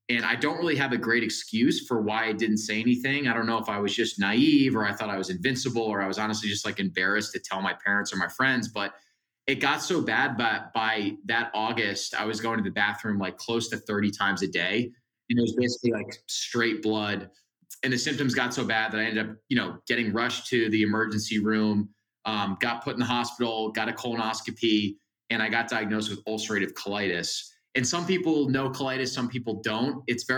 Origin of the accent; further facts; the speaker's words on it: Northeast, United States; I have amazing parents. I'm from the Northeast, great family.